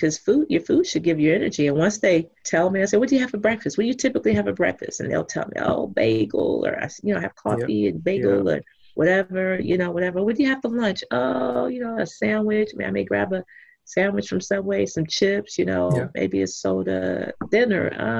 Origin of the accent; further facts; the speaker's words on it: Texas, United States; I'm from Texas.